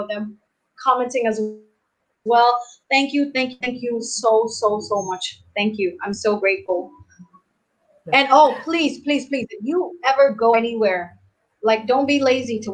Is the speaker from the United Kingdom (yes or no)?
no; Cambodia; from Cambodia